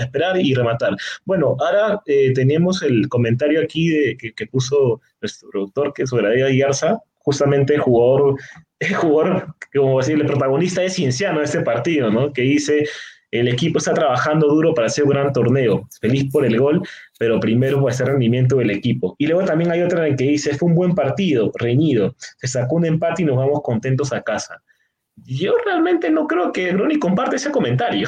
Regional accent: Lima, Peru; como limeño que soy

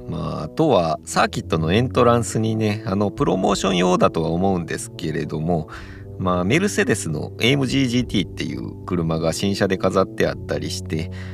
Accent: Kansai, Japan; 僕も関西人なんで

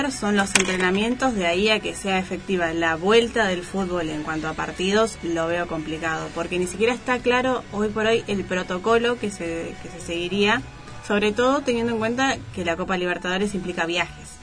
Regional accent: Comodoro Rivadavia, Chubut, Argentina; nací en Comodoro

